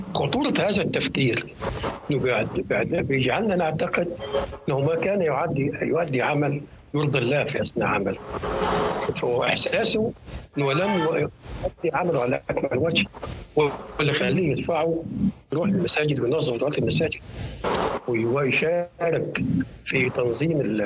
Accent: Egypt; عندنا في مصر

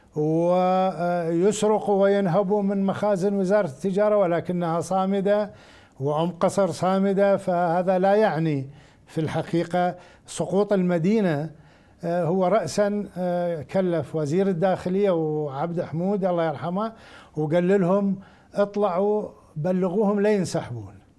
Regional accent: Rawa, Al Anbar, Iraq; مدينتي الى راوه عائلتي هناك

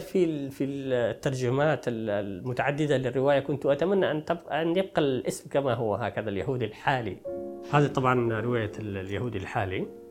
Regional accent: rural Taiz, Taiz Governorate, Yemen; moved away as an adult; now in Paris, France; جيت من منطقه ريفيه من تعز

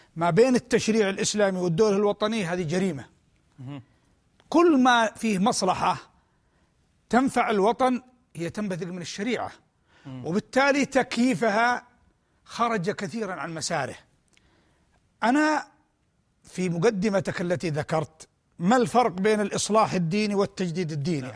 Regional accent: Yemen; بلادنا اليمن

